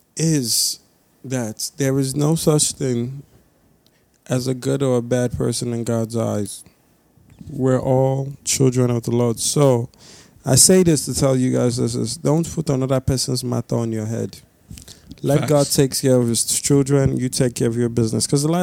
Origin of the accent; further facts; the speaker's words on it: Nigeria; As two Nigerian guys, both of our songs did not have a Nigerian act in it.